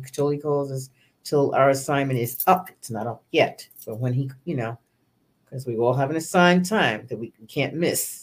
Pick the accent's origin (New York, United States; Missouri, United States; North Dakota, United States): New York, United States; now in Philadelphia, United States; I'm in Philadelphia. I'm originally born and raised in New York. I'm a native New Yorker